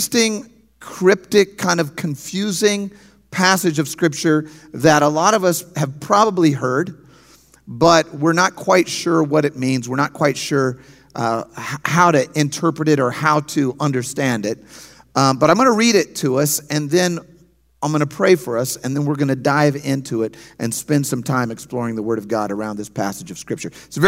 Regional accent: St. Louis, Missouri, United States; I'm from St. Louis. We pastor a church, as Pastors Lynn and Renee said, in St. Louis.

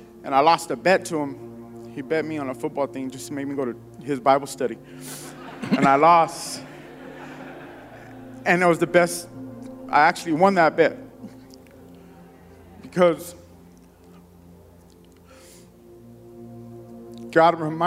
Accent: San Diego, California, United States; I grew up in a neighborhood. I'm from San Diego, and so the neighborhood I grew up in wasn't the best

